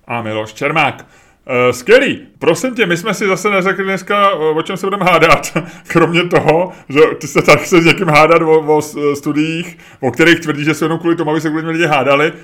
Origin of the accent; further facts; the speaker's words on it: Prague, Czechia; v osmi, deseti letech, kdy u nás v Holešovicích se tehdy natáčelo